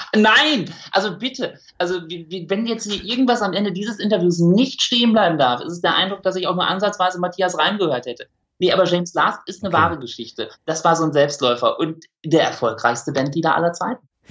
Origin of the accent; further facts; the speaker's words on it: Münsterland, North Rhine-Westphalia, Germany; moved away as an adult; now in Essen, Germany; Ich, ich bin Münsterländer durch und durch